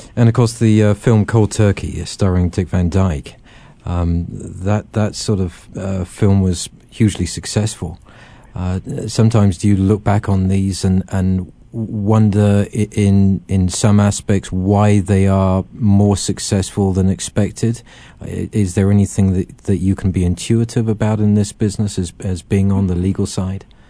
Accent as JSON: {"language": "English", "region": "England", "country": "United Kingdom", "said": "being this Englishman and growing up with them"}